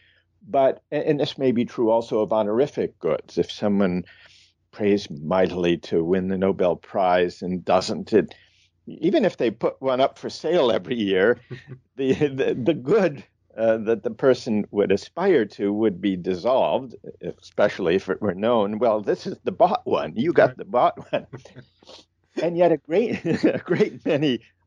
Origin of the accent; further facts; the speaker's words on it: Midwest, United States; I grew up in the Midwest